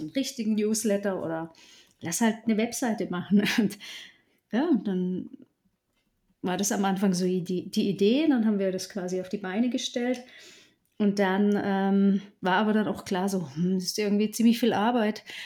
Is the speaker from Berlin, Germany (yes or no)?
no; Southern Black Forest, Baden-Württemberg, Germany; also born or lived in Allgäu; im Südschwarzwald dann eben in meiner Heimat